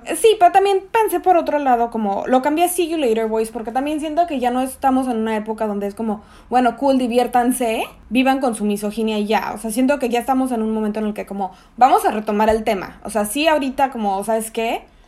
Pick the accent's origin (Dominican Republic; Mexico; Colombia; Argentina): Mexico; Mexico City; moved away as an adult; also born or lived in Tamaulipas; now in Chicago, United States; soy mexicana, chilanga de corazón pese a que estoy registrada en Tamaulipas